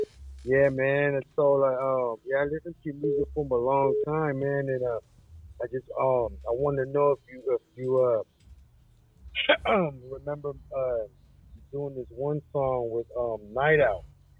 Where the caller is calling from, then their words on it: San Diego, California, United States; I'm calling from San Diego.